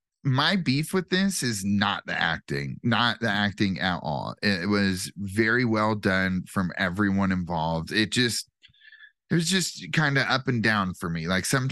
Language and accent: English; Wayne, Nebraska, United States; born or raised there